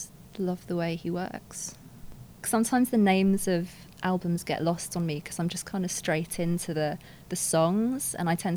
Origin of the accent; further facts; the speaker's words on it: London, United Kingdom; I grew up a mixture of places. It's all in London, but first I lived in Kensington, then I lived in North London for the 10 years